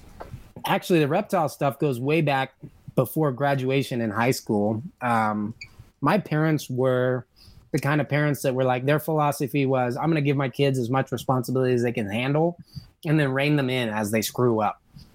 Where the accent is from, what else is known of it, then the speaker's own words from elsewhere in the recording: California, United States; But I think what really sealed my fate was growing up in Southern California.